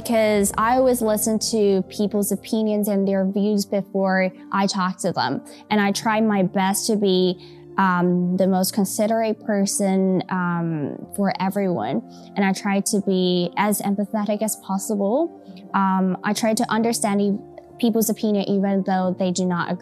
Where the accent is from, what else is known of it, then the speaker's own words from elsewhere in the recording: Taiwan; I think growing up in Taiwan really changed a lot of things